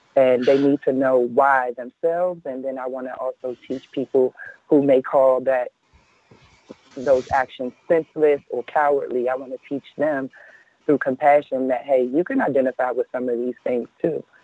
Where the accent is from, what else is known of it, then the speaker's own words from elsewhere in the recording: Washington, District of Columbia, United States; Washington, D.C., my hometown